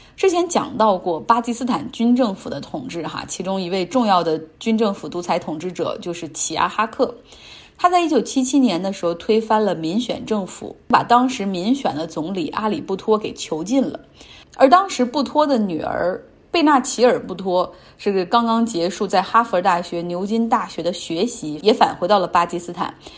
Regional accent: China; 我们中国人对他有一个更加熟悉的名字哈，叫贝布托。

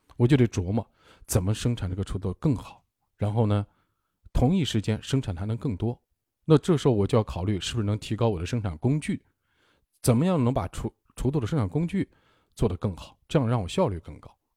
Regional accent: northern China, China; moved away; also born or lived in Ningbo / Hangzhou / Beijing; 我是北方人，我在南方生活了很多年，有二十年了

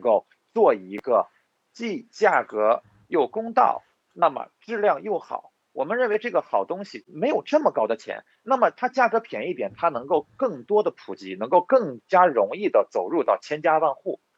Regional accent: Hulunbuir, Inner Mongolia, China; moved away as an adult; also born or lived in Hokkaido, Japan; now in Japan; 我家在呼伦贝尔啊

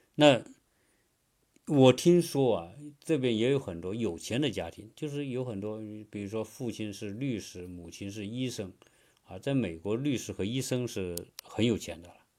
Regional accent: China; now in United States; 我们中国人

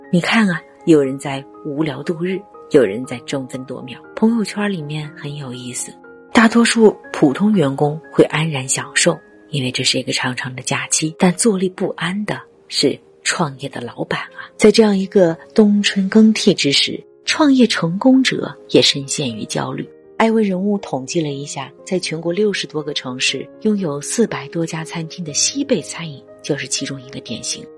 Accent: China; 我们中国人的生活就像被突然踩在了急刹车下

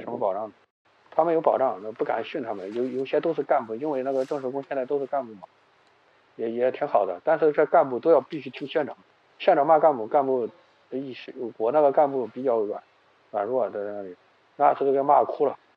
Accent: Xuchang, Henan, China; 我是河南人嘛，河南许昌人，打工有十，十几年打工经历了

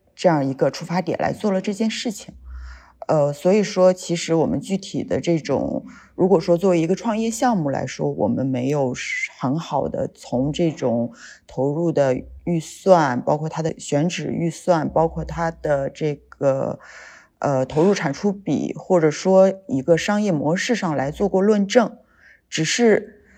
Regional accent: Yantai, Shandong, China; 我们是本地人，然后我们是要扎根在这个城市里边儿

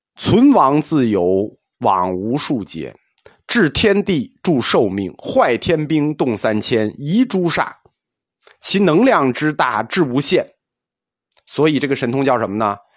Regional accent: China; 我们中国人

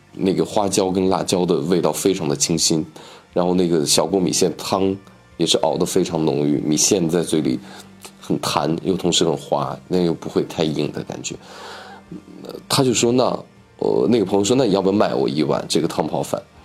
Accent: Northwest China, China; 我是西北人，跟我们西北人招待朋友那种热情是非常的一致的

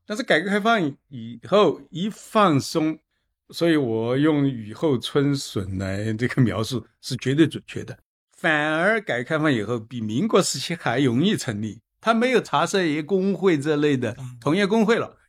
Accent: Chengdu, Sichuan, China; 我是成都人，对吧？我是四川人

